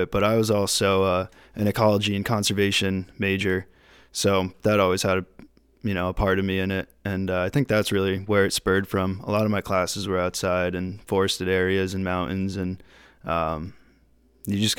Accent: Connecticut, United States; I'm from Connecticut originally

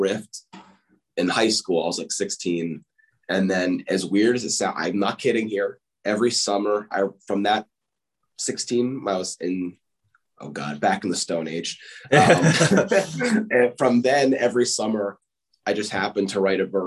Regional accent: Whippany, New Jersey, United States; I grew up in a small town, Whippany, in northern New Jersey

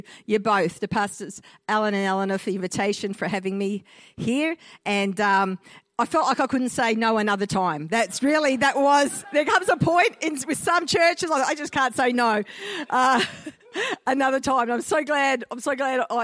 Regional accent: Australia; I'm an Aussie-Italian hybrid. My father migrated from Italy to Australia in the early 1950s, so I'm a first-generation Australian on that side. My mum is an Aussie-born and bred girl

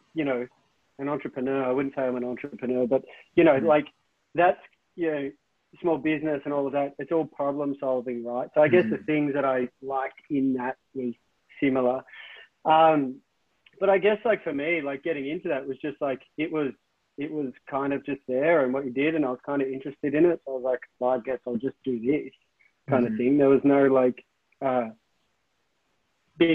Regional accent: Tolmie, Victoria, Australia; also born or lived in Melbourne; when I was 4, we moved from Melbourne or suburb surrounding area kind of thing to Mansfield. We didn't actually live in Mansfield. We lived in a place called Tolmie

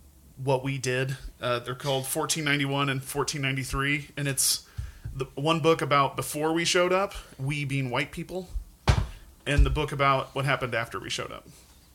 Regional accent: Helena, Montana, United States; moved away; also born or lived in Pacific Northwest; And then I spent half my life in Montana, surrounded by an amazing amount of culture that, like, growing up in Helena, it was all looked down upon.

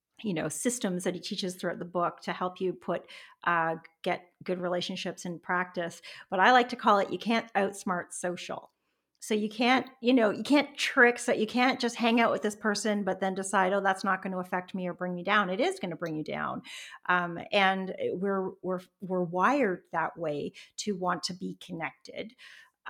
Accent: Canada; also born or lived in Toronto; now in British Columbia, Canada; I'm a Canadian, and I've moved across the country from Toronto to British Columbia. I now live on the coast

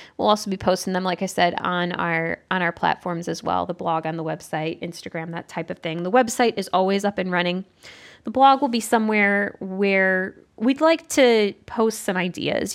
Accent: Southeastern Michigan, United States; moved away as an adult; also born or lived in Evanston, Illinois; now in Central Ohio, United States; I'm from Southeastern Michigan originally

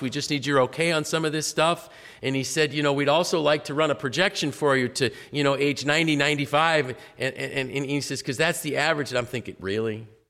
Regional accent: United States; I was blessed to be able to be raised in this nation

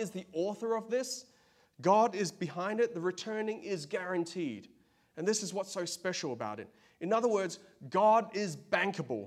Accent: Australia; now in United States; I'm from Australia

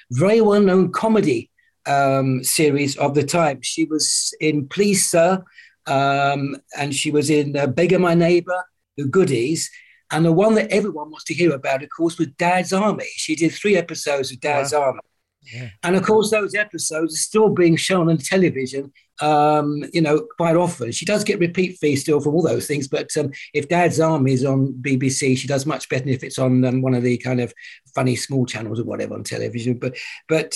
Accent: Littlehampton, South East England, United Kingdom; also born or lived in Worthing; I was born in Littlehampton along the coast.

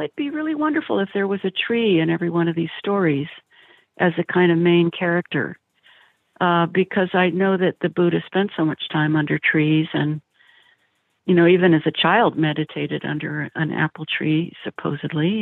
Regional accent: East Bay, California, United States; also born or lived in Pleasant Hill / San Francisco; I grew up in the East Bay

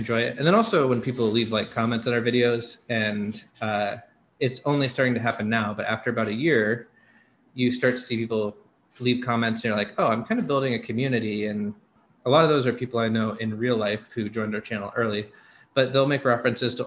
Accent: Seattle, Washington, United States; moved away as an adult; now in Taiwan; I'm from Seattle, Washington

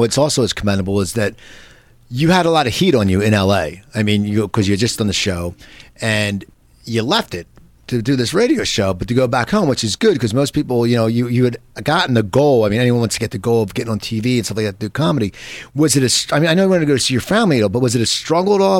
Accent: near Philadelphia, Pennsylvania, United States; now in Los Angeles, United States; I grew up near Philadelphia, and I was there forever

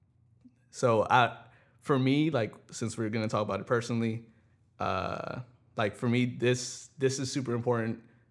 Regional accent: New York City, New York, United States; growing up in the Bronx

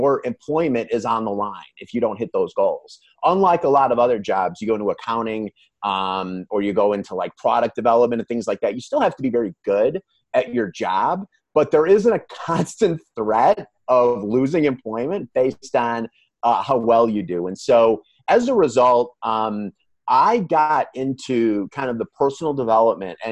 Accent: Calumet City, Illinois, United States; I grew up in Calumet City, which is in the south suburbs of Chicago.

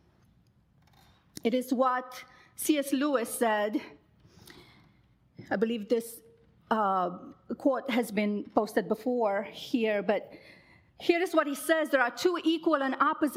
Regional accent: Romania; now in United States; I grew up in Romania in the 80s, a very volatile time in our country

